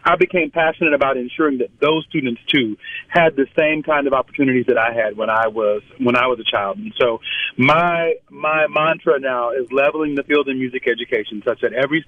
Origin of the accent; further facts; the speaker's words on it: Biloxi, Mississippi, United States; I was born and raised in Biloxi, Mississippi.